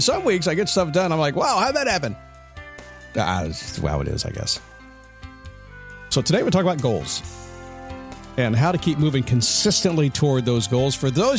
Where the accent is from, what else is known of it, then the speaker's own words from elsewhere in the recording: Virginia Beach, Virginia, United States; born there; when I was born in the Portsmouth Naval Hospital in Virginia Beach, Virginia.